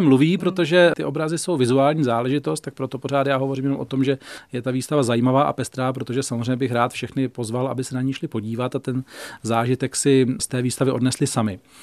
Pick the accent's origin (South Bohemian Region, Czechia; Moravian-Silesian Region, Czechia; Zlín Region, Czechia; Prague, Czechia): South Bohemian Region, Czechia; Volary; also born or lived in Prachatice / Šumava; já jsem z Volár, chodil jsem v Prachaticích na gymnázium